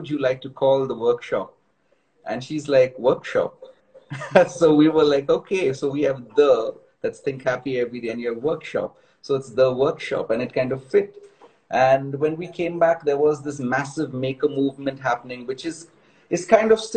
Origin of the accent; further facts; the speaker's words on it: Mumbai, Maharashtra, India; now in Bangalore, India; I'm from Bombay too